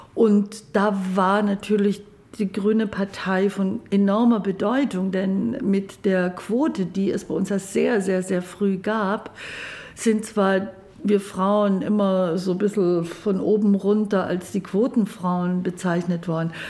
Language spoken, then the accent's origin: German; Babenhausen, Bavaria, Germany; also born or lived in Ulm; Ulm ist Baden-Württemberg, da bin ich geboren, aufgewachsen in Babenhausen, das ist zwischen Memmingen, Augsburg, in der Ecke